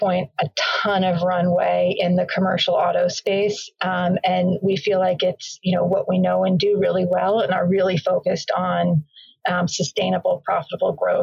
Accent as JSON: {"language": "English", "area": "Bay Area, Silicon Valley", "region": "California", "country": "United States", "tie": "born or raised there", "said": "I grew up in the Bay Area, actually, in the Silicon Valley in the 80s and early 90s."}